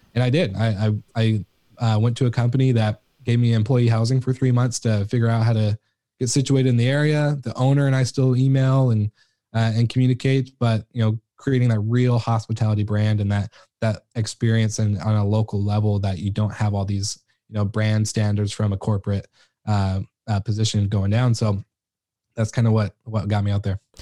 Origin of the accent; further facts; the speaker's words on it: Washington, United States; in my hometown, like, I'm in the middle of, uh, Seattle and the, the Canadian border, so pretty, like, a small town that no one's really heard